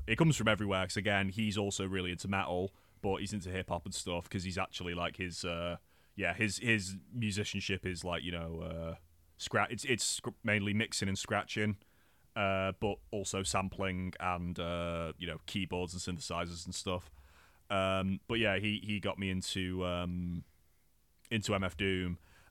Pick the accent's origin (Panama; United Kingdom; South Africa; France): United Kingdom; because playing that game as like a British white kid, not knowing that the game was actually made by British people